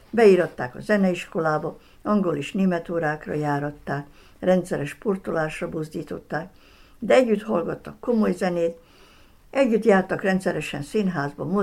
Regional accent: Sombor, Vojvodina, Serbia; szülővárosom Zombor, néhány kulturális rendezvény, valamint a színjátszás feltétel nélküli szeretetének az összefüggésében.

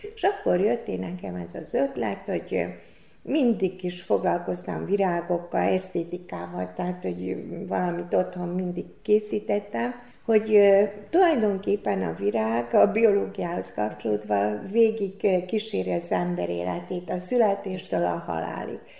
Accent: Kanjiža, Vojvodina, Serbia; also born or lived in Szeged, Hungary; lokálpatrióta voltam, mindig haza akarok jönni

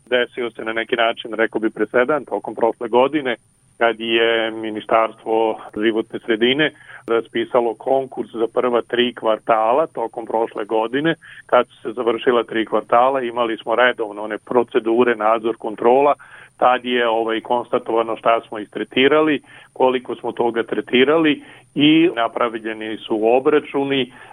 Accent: Serbia

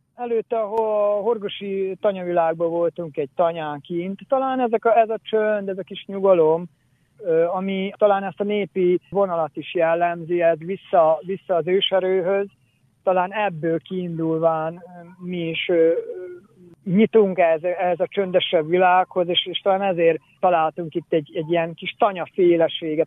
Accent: Čoka, Vojvodina, Serbia; Csókáról származom, Csóka születje vagyok

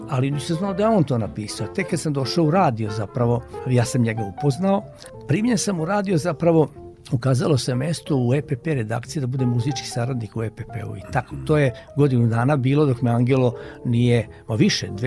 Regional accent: Mramorak, Vojvodina, Serbia; ja sam rođen u Banatu, jedno malo mesto, Mramorak se zove kod Pančeva.

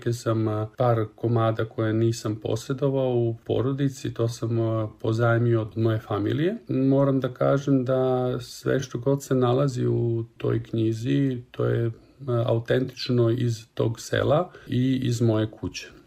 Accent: Kobišnica, Southern and Eastern Serbia, Serbia; moved away as an adult; also born or lived in Zaječar; now in Switzerland; rođen sam 1977. godine u Zaječaru. Celo svoje detinjstvo sam proveo u Kobišnici, u jednom selu u Negotinskoj krajini.

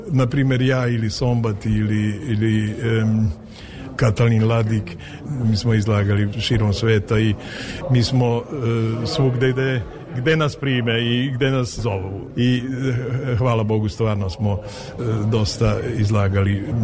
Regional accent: Vojvodina, Serbia; ja sam jako ponosan da, da, da potičem iz, iz Vojvodine

